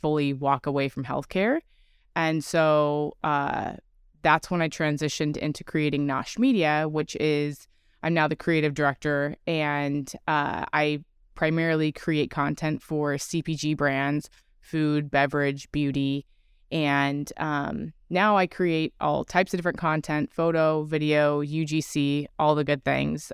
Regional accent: California, United States; I'm originally from California

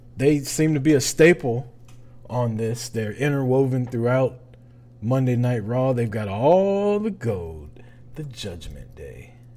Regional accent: Atlanta, Georgia, United States; I grew up in Atlanta

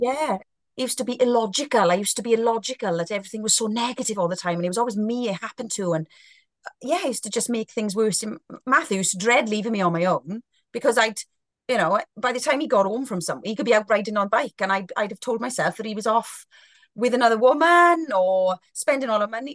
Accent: Welsh, Wales, United Kingdom; being a Welsh girl

